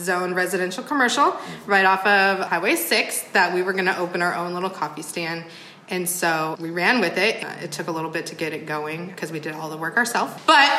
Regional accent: Sumner, Washington, United States; moved away as an adult; now in Clifton, United States; a little town I grew up in called Sumner, Washington.

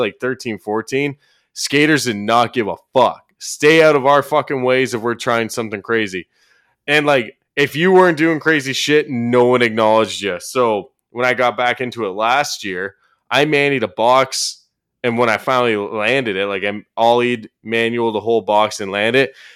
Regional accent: Orono, Ontario, Canada; moved away; my hometown, which is Orono, Ontario

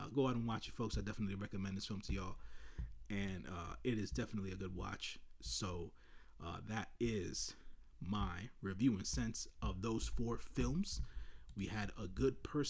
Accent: New York City, New York, United States; the community that I grew up in Washington Heights

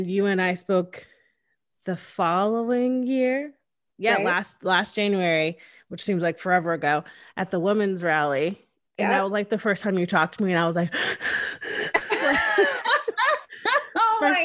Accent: Connecticut, United States; moved away as an adult; now in Austin, United States; I'm from the Northeast. I'm from Connecticut. And so it's like right next to New York and New Jersey. So it's like very densely populated and also super diverse. And my hometown had like 60,000 people

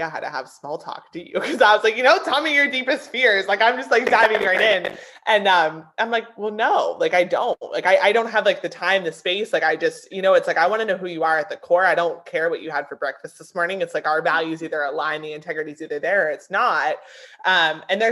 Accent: Pennsylvania, United States; moved away as an adult; now in South Carolina, United States; I grew up in a small town in Pennsylvania

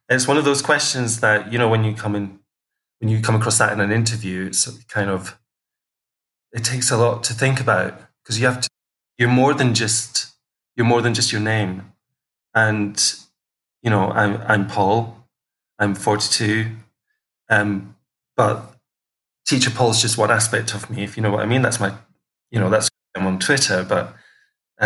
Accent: Kirkcaldy, Scotland, United Kingdom; moved away as an adult; also born or lived in Manchester; I was born in a town called Kirkcaldy in Fife, where I grew up with three other siblings.

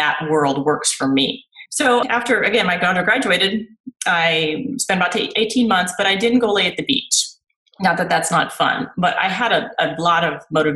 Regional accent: Houston, Texas, United States; moved away as an adult; also born or lived in Iowa / Austin, Texas / Northern California; now in Todos Santos, Mexico; I grew up in Texas, in Houston

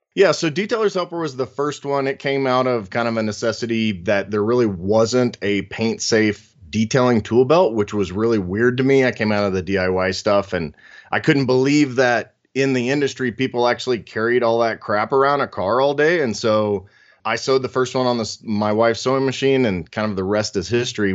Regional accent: Oklahoma, United States; I grew up in Oklahoma, so there's a great car culture there

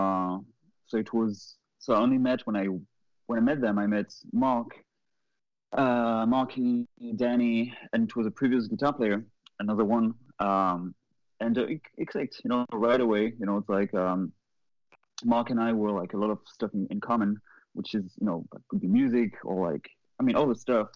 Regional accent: France; moved away as an adult; also born or lived in Boston; now in Los Angeles, United States; I'm not from here. I'm not from LA. I'm not from the US. I'm from Europe. I'm from France.

